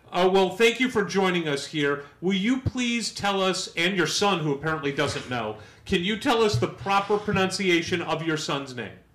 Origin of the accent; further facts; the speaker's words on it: St. Louis, Missouri, United States; I'm from St. Louis, Missouri